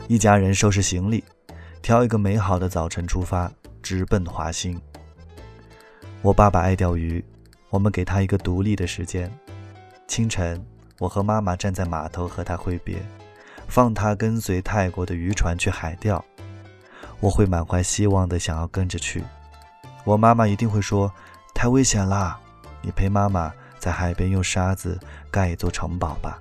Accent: Kunming, Yunnan, China; 昆明没有海，对于从小在昆明长大的孩子来说

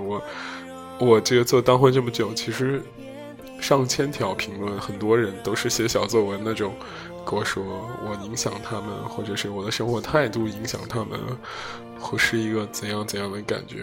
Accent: Zhengzhou, Henan, China; moved away; 就是来自我家乡城市

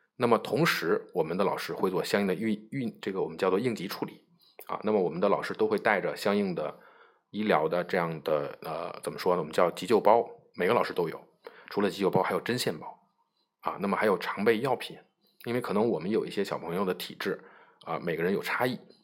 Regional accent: China; 我们中国人呢可能习惯于喝热水

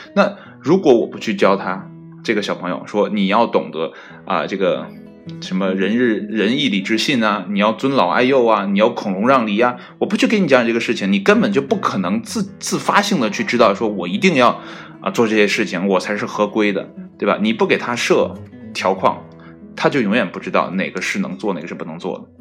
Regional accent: China

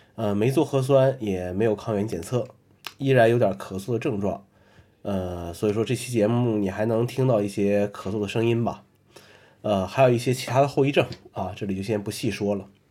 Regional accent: China; 我们中国人

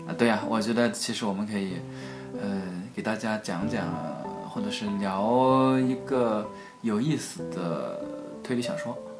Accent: China; 我们中国人

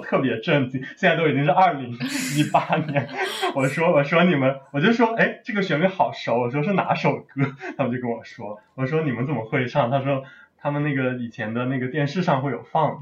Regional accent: China; 所以我一个中国人也可以去教嘛

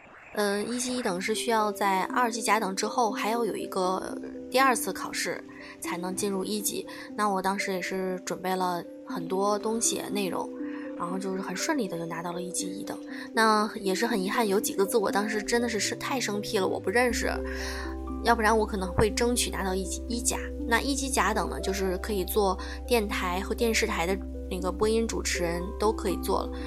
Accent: Tianjin, China; 虽然是在天津市，但是呢，我我从小说话都是说的普通话，我所以我也不算是天津市里面的人，我不会说天津话。我只会说普通话。

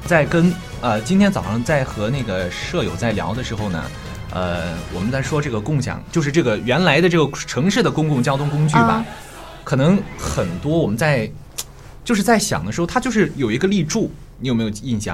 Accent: Qingdao, Shandong, China; moved away as an adult; now in Jinan, China; 我是青岛的

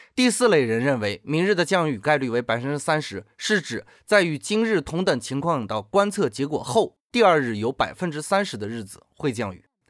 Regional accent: China; 我们中国人

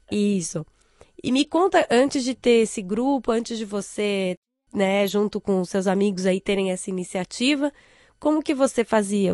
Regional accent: Brazil; now in China; eu como brasileira

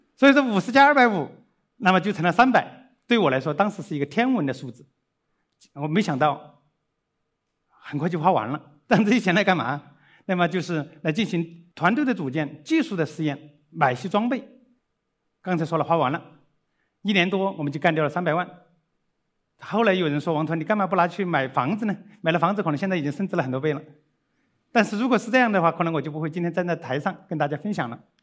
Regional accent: Dazhou, Sichuan, China; moved away; also born or lived in Austria / Chengdu; 我是四川人， 那么， 但是是在川东地区， 达， 达州

